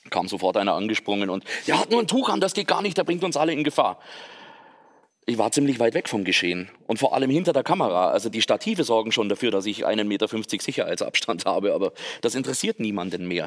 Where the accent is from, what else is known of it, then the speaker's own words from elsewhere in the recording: Bavaria, Germany; als Allgäuer ist man da sehr verwöhnt, was die landschaftlichen Möglichkeiten anbelangt.